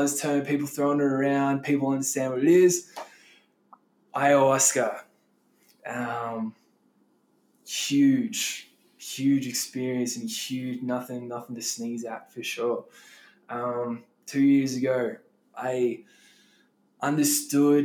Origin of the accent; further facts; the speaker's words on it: Melbourne, Victoria, Australia; moved away as an adult; also born or lived in Peru / Denver, Colorado; I'm from Melbourne, Australia